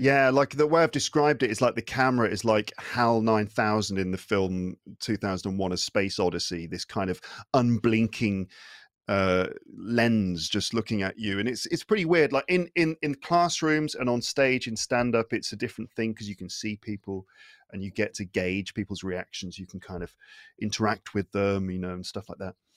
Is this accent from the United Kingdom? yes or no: yes; United Kingdom; first language English; now in France; I'm from the U K.